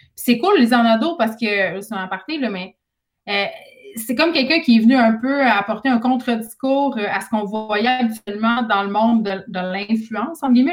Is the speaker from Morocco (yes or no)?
no; Saguenay, Quebec, Canada; je viens du Saguenay